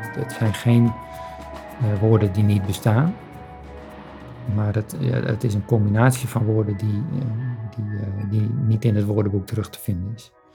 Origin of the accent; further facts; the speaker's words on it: Friesland, Netherlands; zijn we daarin opgegroeid en is die binding ontstaan. Dit is mijn geboortegrond.